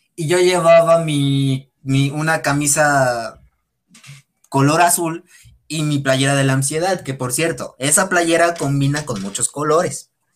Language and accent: Spanish; Puebla, Mexico; yo soy de Puebla